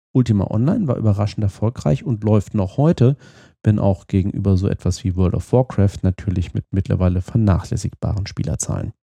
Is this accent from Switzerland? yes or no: no; Fulda, Hesse, Germany; meiner Heimatstadt Fulda in Osthessen